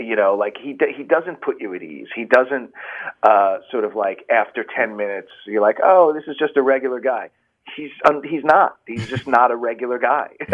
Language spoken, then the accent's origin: English; Long Island, New York, United States; also born or lived in Bronx, New York / Manhattan, New York; grew up um, on Long Island and in Manhattan